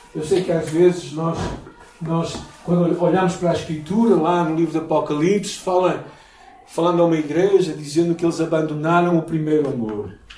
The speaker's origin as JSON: {"language": "Portuguese", "country": "Portugal", "said": "Eu sou português"}